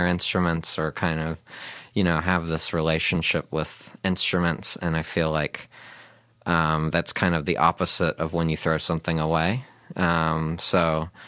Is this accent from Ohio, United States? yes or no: yes; Cincinnati, Ohio, United States; now in New Zealand; where I grew up in Cincinnati